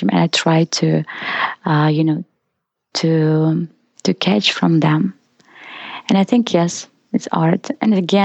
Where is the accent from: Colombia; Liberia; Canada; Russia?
Russia; Izhevsk, Udmurtia; English is a second language; moved away as an adult; also born or lived in South Korea; now in United States; I was born in Russia and in a small city called Ijevsk.